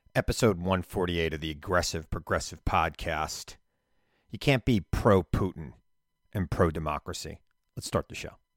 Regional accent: United States; I'm an American

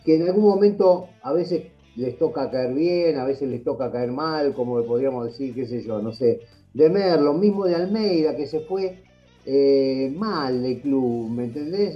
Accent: Argentina; somos argentinos

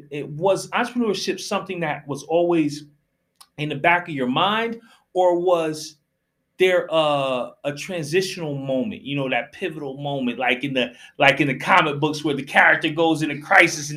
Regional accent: Westchester, New York, United States; I'm from Westchester

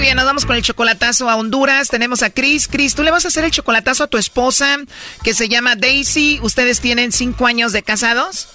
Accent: Jalisco, Mexico; yo soy de Jalisco

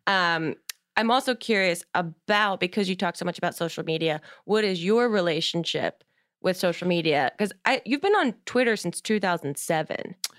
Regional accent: New Jersey, United States; moved away; I'm also from New Jersey

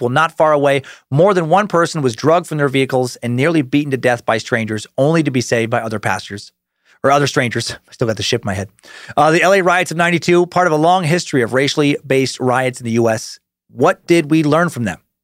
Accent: Idaho, United States; an area of Idaho near where I grew up

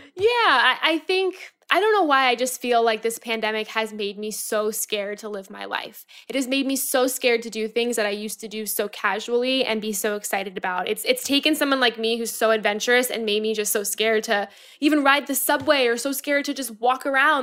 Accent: Florida, United States; now in New York, United States; I'm from Florida.

